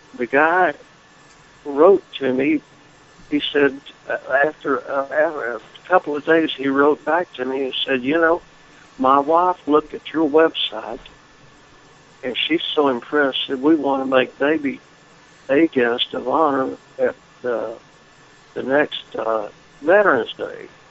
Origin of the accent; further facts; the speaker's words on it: Lubbock, Texas, United States; now in Florida, United States; I was born and reared in Lubbock, Texas